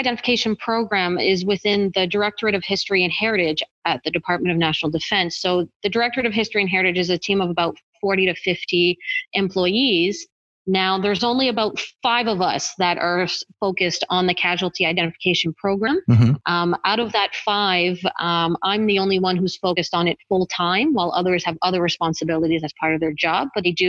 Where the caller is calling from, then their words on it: Ottawa, Ontario, Canada; I'm calling in from Ottawa, Ontario, Canada.